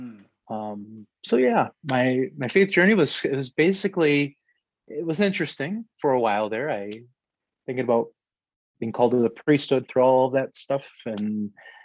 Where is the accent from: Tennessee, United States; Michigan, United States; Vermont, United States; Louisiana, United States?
Michigan, United States; Romulus; I grew up in Romulus, Michigan.